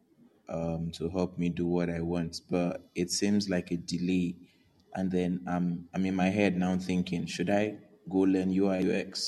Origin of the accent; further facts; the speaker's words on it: Nigeria; Africa, Nigeria